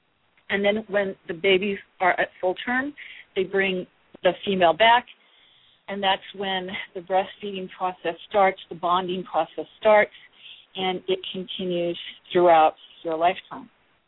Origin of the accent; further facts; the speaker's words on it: Midwest, United States; now in California, United States; The minute I heard about vegetarianism when I moved to California from the Midwest, I said, yes, this is for me.